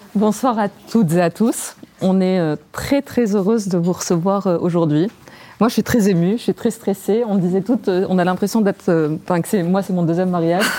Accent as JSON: {"language": "French", "country": "Tunisia", "tie": "born or raised there", "moved": "yes", "said": "je suis née en Tunisie et je suis première immigrée"}